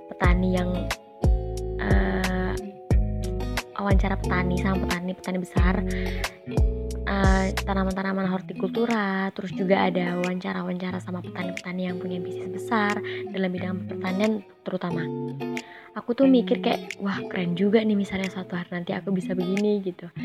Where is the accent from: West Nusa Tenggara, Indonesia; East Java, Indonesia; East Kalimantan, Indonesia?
East Kalimantan, Indonesia; Tenggarong Seberang; asalku dari Tenggara Seberang, tepatnya di Separi 1.